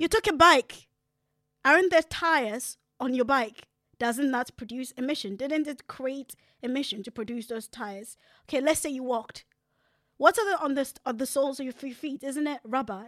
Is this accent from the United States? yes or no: no; Ghana; moved away; I grew up in Africa